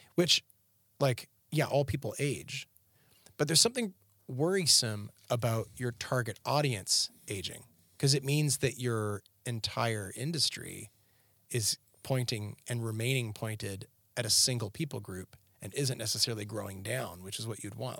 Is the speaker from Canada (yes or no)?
yes; Canada; moved away as an adult; now in Tennessee, United States; growing up in Canada.